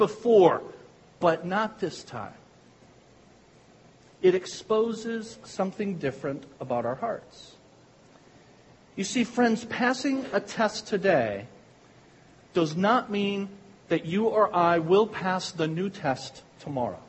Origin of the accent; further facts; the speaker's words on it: Pikeville, United States; accent: Pikevillian; with my Pikevillian accent